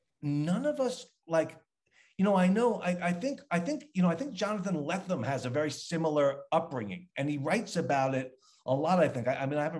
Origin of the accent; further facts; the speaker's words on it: Long Island, New York, United States; I mean, I'm from Long Island, and then we moved to New York